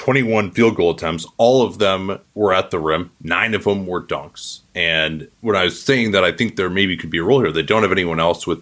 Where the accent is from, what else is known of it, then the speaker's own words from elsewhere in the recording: Midwest, United States; say that as a Midwesterner.